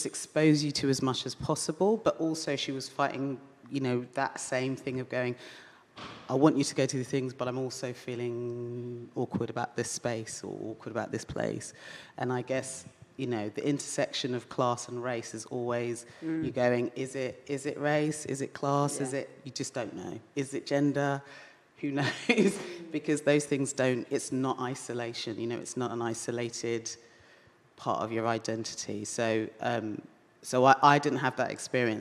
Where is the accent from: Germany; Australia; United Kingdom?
United Kingdom; London; I grew up around Brixton